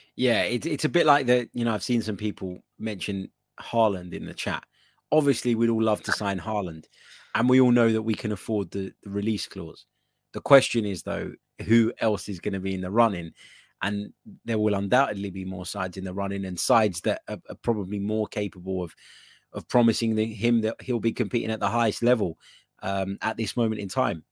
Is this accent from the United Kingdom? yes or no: no; Cyprus; we're both from Cyprus